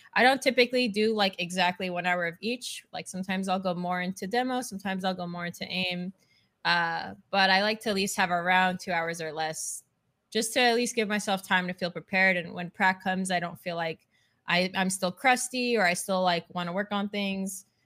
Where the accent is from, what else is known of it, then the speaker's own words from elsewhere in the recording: Canada; now in Texas, United States; I'm Canadian, but living in Texas